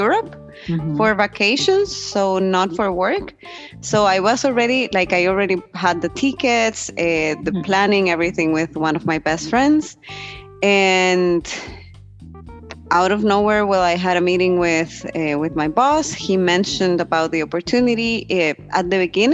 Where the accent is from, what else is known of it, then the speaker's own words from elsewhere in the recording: Costa Rica; moved away as an adult; now in Berlin, Germany; I'm from Costa Rica.